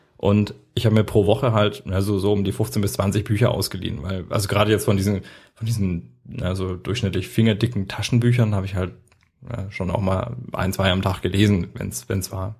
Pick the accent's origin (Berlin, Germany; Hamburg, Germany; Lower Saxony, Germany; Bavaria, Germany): Bavaria, Germany; Erlangen; wir sind in Henlohe groß geworden